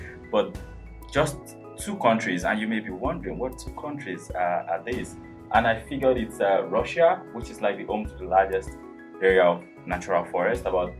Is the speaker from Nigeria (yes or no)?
yes; Nigeria; I come from Nigeria